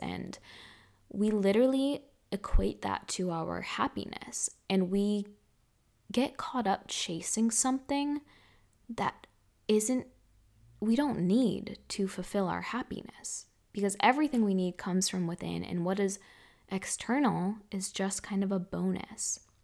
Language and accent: English; Massachusetts, United States; moved away as an adult; also born or lived in Hawaii / Miami / Los Angeles / Bali; we're both in Massachusetts